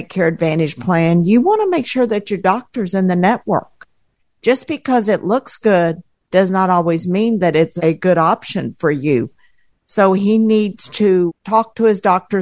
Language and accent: English; Houston, Texas, United States; I'm from Houston, Texas.